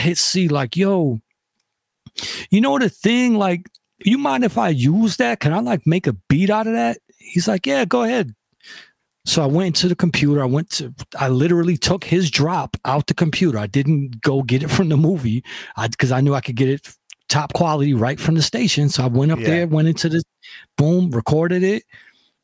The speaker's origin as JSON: {"language": "English", "town": "Rochester", "region": "New York", "country": "United States", "also_born_or_lived": "Buffalo, New York", "said": "I'm from Rochester"}